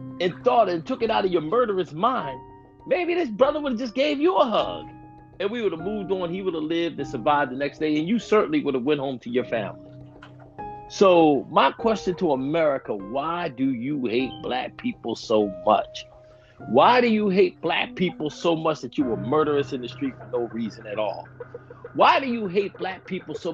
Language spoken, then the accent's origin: English; United States; we grew up in Roxborough